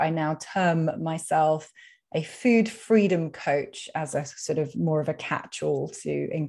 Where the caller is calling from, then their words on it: London, United Kingdom; So, well, you can probably tell from my accent that I am speaking from the UK. I'm in London.